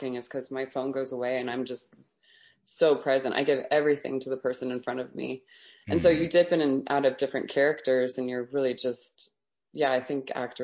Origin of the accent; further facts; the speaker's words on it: Las Vegas, Nevada, United States; growing up in Las Vegas, it was really, it was a little bit rough